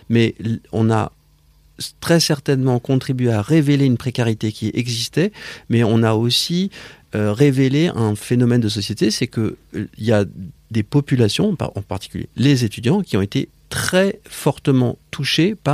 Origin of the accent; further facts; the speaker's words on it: Paris, Île-de-France, France; Je suis né à Paris. Euh, j'ai vécu dans une famille euh, parisienne avec des parents euh, étrangers.